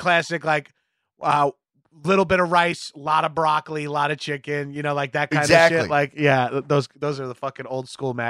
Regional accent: Long Island, New York, United States; I'm from Long Island

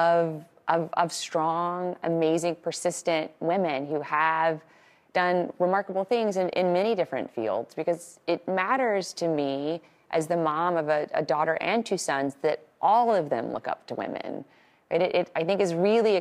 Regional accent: Little Rock, Arkansas, United States; when I was growing up in Little Rock in Arkansas in the 80s and 90s

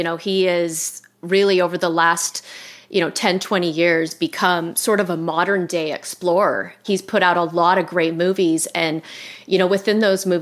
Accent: Utah, United States; I grew up in Utah and there were no parks at the time

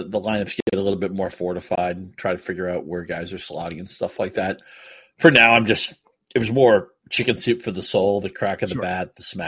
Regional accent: New England, United States; now in Detroit area, United States; I grew up in the Northeast

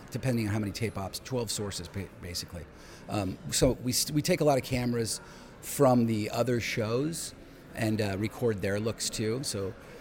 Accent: Los Altos, California, United States; I grew up in Los Altos, California

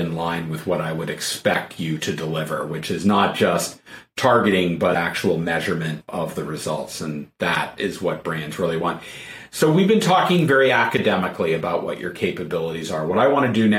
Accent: New Haven, Connecticut, United States; I'm from New Haven, Connecticut. We don't eat frozen pizza here.

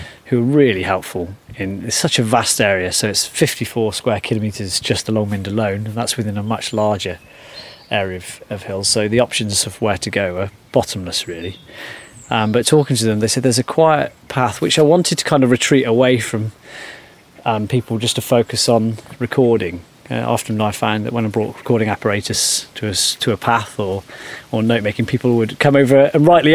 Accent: Shropshire, West Midlands, United Kingdom; moved away as an adult; also born or lived in Surrey; I'm from Shropshire, but I lived near London in Surrey for a decade

